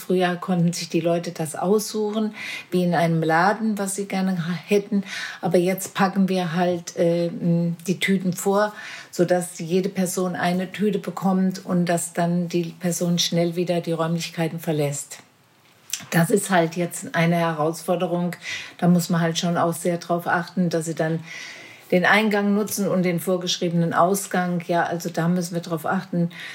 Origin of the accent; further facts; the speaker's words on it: Marburg, Hesse, Germany; ich oh bin direkt hier in Werder geboren